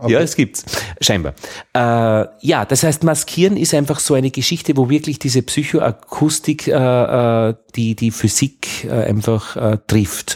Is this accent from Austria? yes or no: yes; Upper Austria, Austria; accent: Upper Austrian; ich als Oberösterreicher habe dieses, hab sehr weit oben, Lei, Lei, Ei, Ei. Man hört mich am Ei.